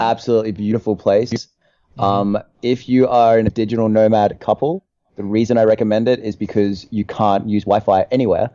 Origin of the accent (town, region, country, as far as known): Australia; moved away